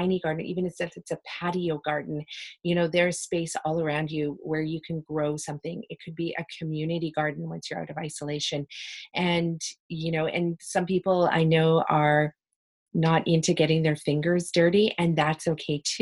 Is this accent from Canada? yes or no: yes; West Coast of BC, British Columbia, Canada; growing up on the West Coast of BC